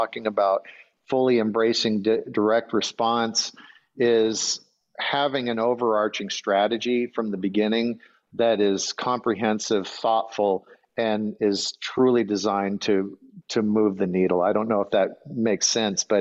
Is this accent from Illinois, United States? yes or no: no; Grand Marais, Minnesota, United States; moved away; I grew up in Grand Marais, Minnesota.